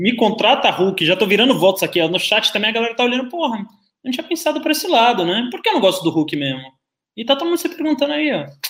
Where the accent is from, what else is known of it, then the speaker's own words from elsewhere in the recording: Bahia, Brazil; moved away; Da minha criação é toda muito conservadora, eu vim da Bahia